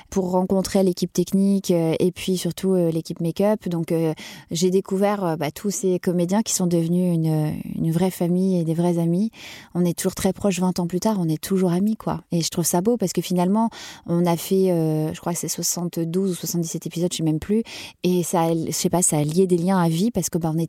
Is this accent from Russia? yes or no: no; Lille, Hauts-de-France, France; accent: Ch'ti; je venais de Lille, donc de ma province, avec mon petit accent ch'ti au départ.